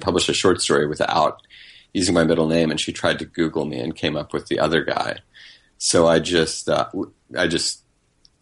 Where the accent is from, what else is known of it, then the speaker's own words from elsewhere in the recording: North Carolina, United States; also born or lived in Denham Springs, Louisiana / Baton Rouge, Louisiana; we moved to North Carolina when I was three from Baton Rouge